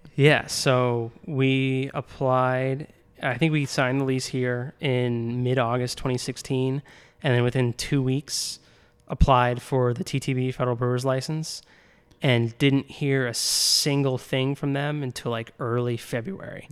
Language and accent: English; Naperville, Illinois, United States; moved away as an adult; also born or lived in Champaign / Washington, D.C.; I grew up in Naperville.